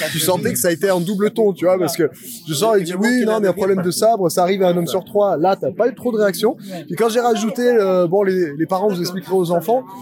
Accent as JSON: {"language": "French", "town": "Aubagne", "region": "Provence-Alpes-Côte d'Azur", "country": "France", "said": "Je suis d'Aubagne, donc je suis de la région"}